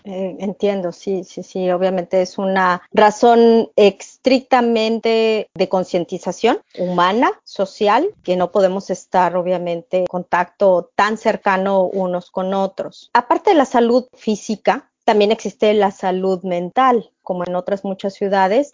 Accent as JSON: {"language": "Spanish", "country": "Mexico", "moved": "yes", "lives_now": "Chicago, United States", "said": "Como mexicanos residentes en el extranjero y profesionistas de diversas áreas"}